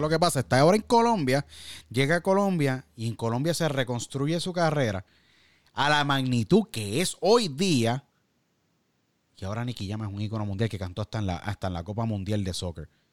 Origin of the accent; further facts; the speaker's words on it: Puerto Rico; somos boricua